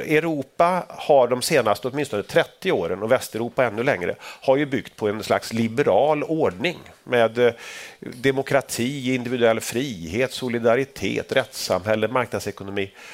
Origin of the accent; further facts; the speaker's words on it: Sweden; när vi växte upp i Sverige